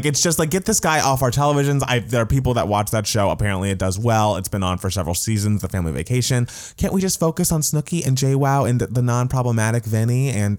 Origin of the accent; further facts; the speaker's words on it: United States; bitch, I'm American black and I'm fucking amazing